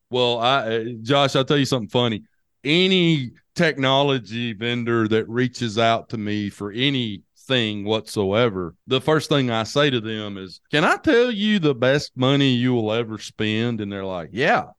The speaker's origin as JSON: {"language": "English", "town": "Hamilton", "region": "Alabama", "country": "United States", "tie": "born or raised there", "said": "the hometown that I grew up in."}